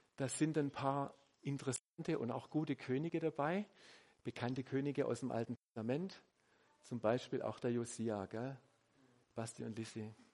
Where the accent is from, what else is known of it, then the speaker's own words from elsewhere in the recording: Swabia, Germany; ich bin Schwabe